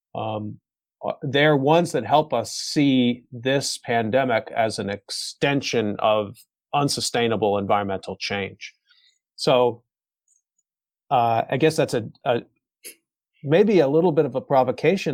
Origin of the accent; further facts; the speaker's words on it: United States; now in South Korea; as an American living here